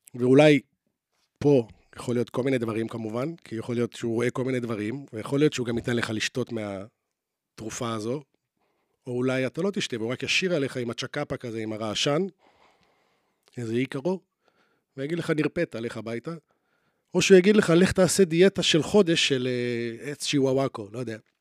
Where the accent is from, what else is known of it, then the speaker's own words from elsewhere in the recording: Jerusalem, Jerusalem District, Israel; now in Tel Aviv, Israel; בתור ילד שגדל בירושלים, ואז עבר לתל אביב